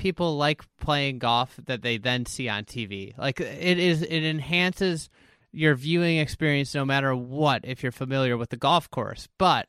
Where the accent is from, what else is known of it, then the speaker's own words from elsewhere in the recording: Scotland, United Kingdom; But growing up in Scotland, like what you just said about the equipment, like that equipment is such a focal point of American golf.